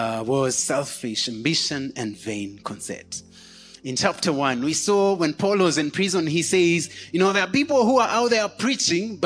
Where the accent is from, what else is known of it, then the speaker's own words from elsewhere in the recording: Kenya; we pride ourselves in saying, I'm a Kenyan